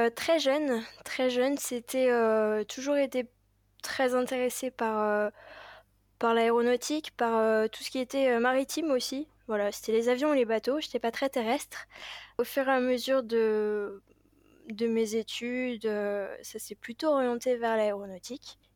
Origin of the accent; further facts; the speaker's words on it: Paris, Île-de-France, France; j'ai grandi à Paris même